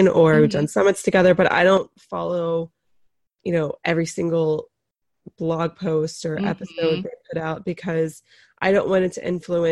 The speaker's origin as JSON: {"language": "English", "region": "North Carolina", "country": "United States", "said": "I am from North Carolina"}